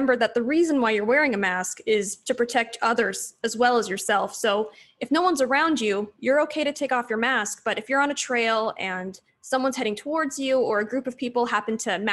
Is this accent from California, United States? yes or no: yes; San Diego, California, United States; also born or lived in Pittsburgh / Los Angeles / Irvine; I'm originally from San Diego